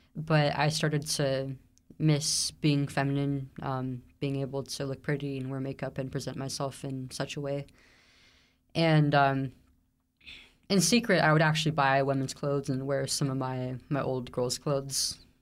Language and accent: English; Central Valley, California, United States; I grew up in the Central Valley, California